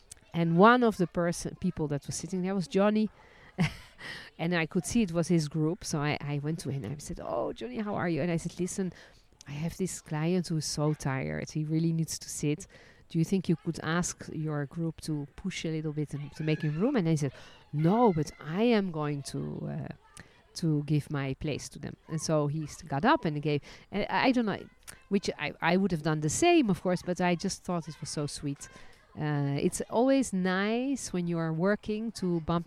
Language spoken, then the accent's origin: English; Netherlands; also born or lived in France; now in Israel; I was born in Holland, then lived and worked as a licensed tour guide in France, and ended my journey living and working in Israel.